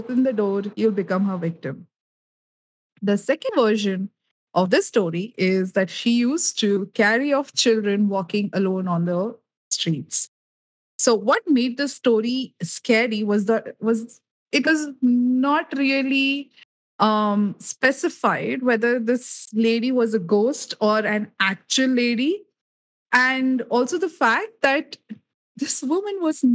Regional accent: India; as an Indian

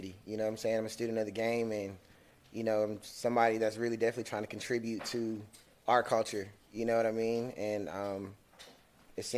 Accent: Atlanta, Georgia, United States; I'm from Panola, I'm from Salem Road.

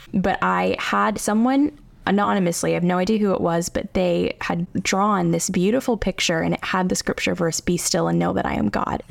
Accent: United States; I'm, like, a suburbs girl. I grew up in the South Hills my whole life.

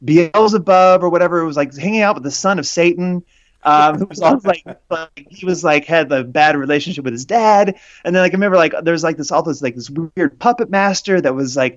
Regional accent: Jacksonville, Florida, United States; I grew up in Jacksonville, Florida

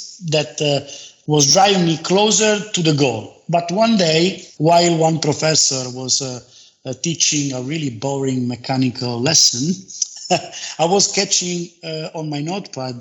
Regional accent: Turin, Piedmont, Italy; born and raised in Turin in a modest but happy family

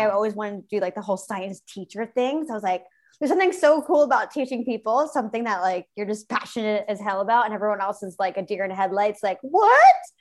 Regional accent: outside of Philadelphia, Pennsylvania, United States; moved away as an adult; also born or lived in Brooklyn, New York; now in South of France, France; I grew up in a small, small town outside of Philadelphia, Pennsylvania.

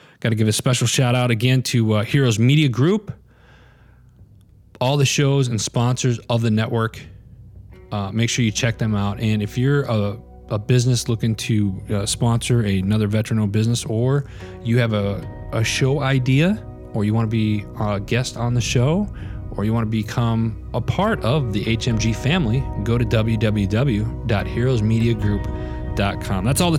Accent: Northwest Wisconsin, United States; I grew up in Northwest Wisconsin, so I was constantly out in the woods.

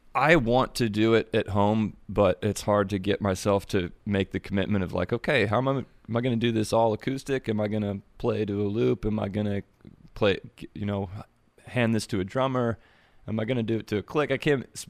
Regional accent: Springfield, Ohio, United States; The one I'm from is is the big Springfield in between um, Dayton and Columbus

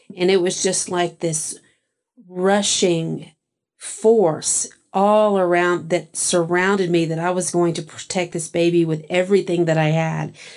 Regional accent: Texas, United States; all of my ancestors come from England, but I grew up in Texas.

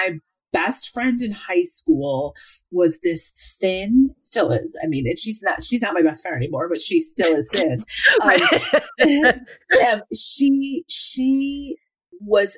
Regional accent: Evanston, Illinois, United States; I grew up in Evanston, Illinois

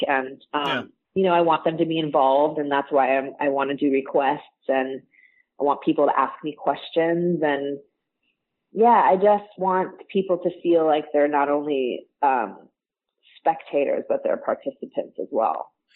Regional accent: Orange County, California, United States; I grew up in Orange County, so, you know, Disney has been in my blood for my entire life

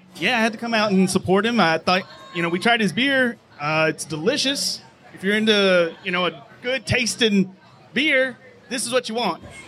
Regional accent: Mission, Texas, United States; I'm from Mission

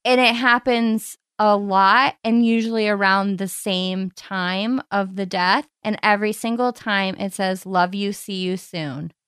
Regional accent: Cleveland, Ohio, United States; accent: Cleveland; my Cleveland accent

